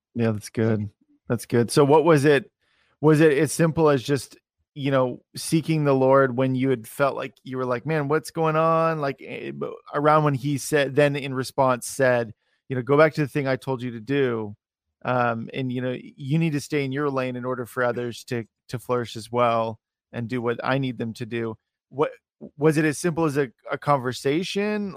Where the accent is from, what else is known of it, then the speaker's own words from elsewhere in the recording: Salem, Oregon, United States; I'm from Salem, Oregon